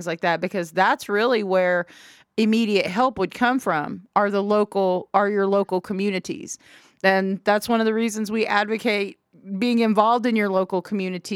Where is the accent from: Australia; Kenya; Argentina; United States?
United States; Oklahoma; being an Oklahoman